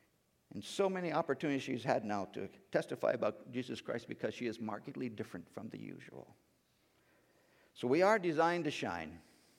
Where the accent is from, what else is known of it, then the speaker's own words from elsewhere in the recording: India; now in United States; And growing up in India, in that time, we didn't have a lot of telecommunications, TV, cell phones. We didn't really know what was going on back in the United States.